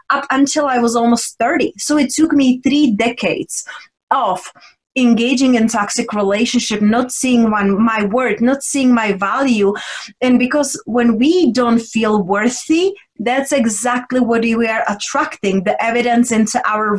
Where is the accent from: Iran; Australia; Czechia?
Czechia; English is a second language; moved away as an adult; also born or lived in London / Spain; I was raised and born in Czech Republic. And then when I was 20, I moved to London, then Spain. So right now I'm like a mixture of all